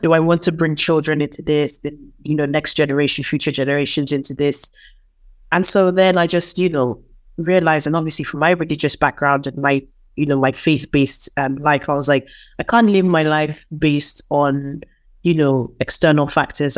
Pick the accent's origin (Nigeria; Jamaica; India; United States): Nigeria; moved away; also born or lived in United Kingdom; I'm from Nigeria.